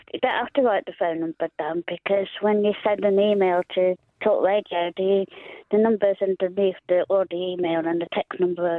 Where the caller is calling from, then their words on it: Coventry, West Midlands, United Kingdom; Hiya, Cassie. No … from Coventry.